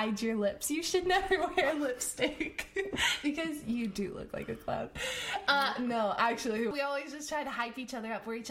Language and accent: English; United States; I'm American